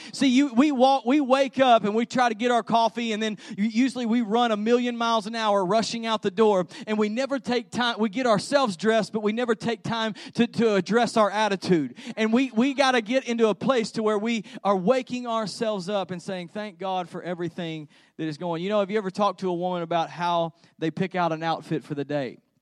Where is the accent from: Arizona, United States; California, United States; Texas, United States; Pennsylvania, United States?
Texas, United States; we're from Texas